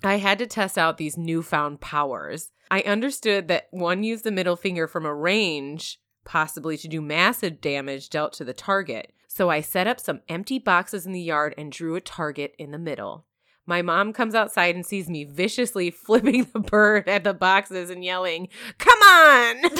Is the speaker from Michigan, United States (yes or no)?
yes; Michigan, United States; I grew up in Michigan